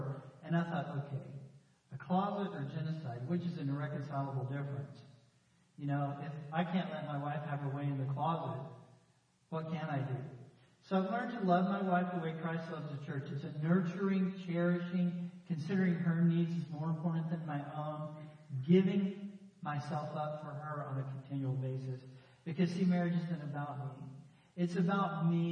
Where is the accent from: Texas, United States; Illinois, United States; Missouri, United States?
Texas, United States; I grew up in Texas, you know, here in Central